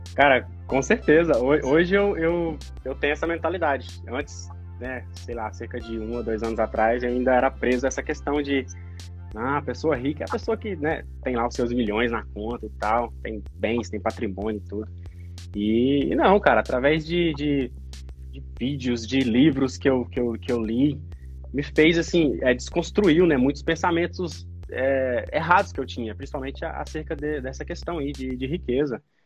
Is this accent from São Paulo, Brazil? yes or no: no; Goiás, Brazil; also born or lived in Goiânia; now in Australia; da onde eu moro, da onde eu vim, ali em Goiás